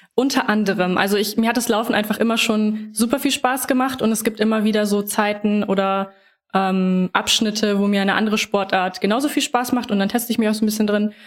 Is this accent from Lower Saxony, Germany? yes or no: yes; Lower Saxony, Germany; now in Hanover, Germany; Ich komme ähm, aus Norddeutschland, aus Niedersachsen